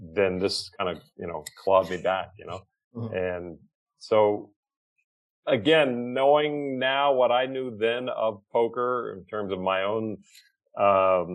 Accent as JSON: {"language": "English", "region": "the South", "country": "United States", "tie": "born or raised there", "also_born_or_lived": "California", "moved": "yes", "said": "in the South where I was born"}